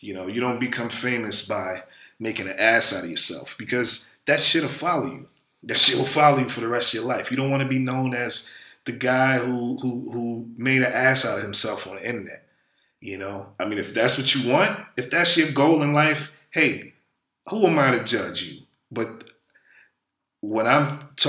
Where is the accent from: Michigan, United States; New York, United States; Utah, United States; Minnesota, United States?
New York, United States; New York City; where I'm from the hood. I'm from Brooklyn, New York